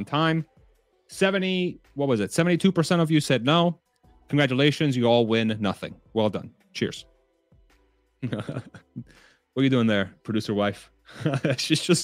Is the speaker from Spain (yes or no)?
yes; Spain; moved away; I was born in Spain